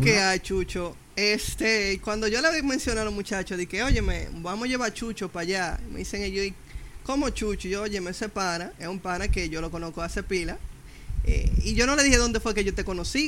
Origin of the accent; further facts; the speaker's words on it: Dominican Republic; aquí estamos como dominicanos